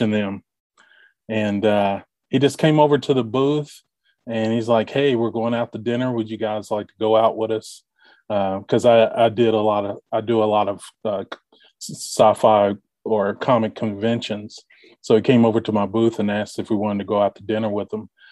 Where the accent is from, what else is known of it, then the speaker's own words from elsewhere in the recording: Bardstown, Kentucky, United States; moved away as an adult; also born or lived in Louisville, Kentucky; now in Indianapolis, United States; born in Louisville, grew up in Bardstown, Kentucky